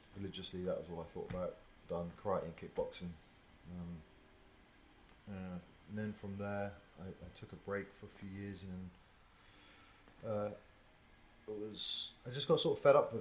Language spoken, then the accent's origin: English; Tavistock, South West England, United Kingdom; I was brought up in Tavistock, which is about 20 miles out in the country, a little bit, little town.